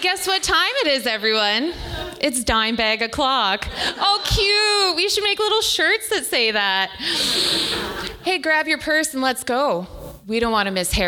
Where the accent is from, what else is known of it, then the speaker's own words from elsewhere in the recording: the Prairies, Canada; I'm Irish, and I grew up in the prairies